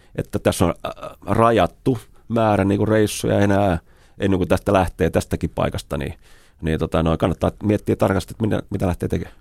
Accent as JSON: {"language": "Finnish", "country": "Finland", "said": "Mä sanoin, että me ollaan Suomesta"}